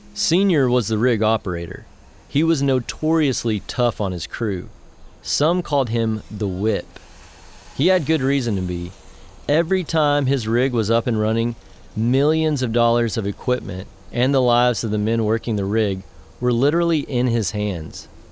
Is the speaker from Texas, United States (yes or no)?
yes; Andrews, Texas, United States; my hometown of Andrews